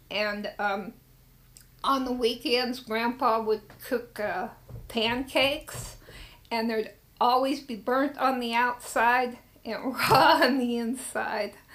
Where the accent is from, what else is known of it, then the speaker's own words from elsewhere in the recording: Frankfurt, Hesse, Germany; born there; I was born on Frankfurt on Main um, Hospital on the Army base. And even though I was born in Germany, since I was born on the Army base, I was an American citizen.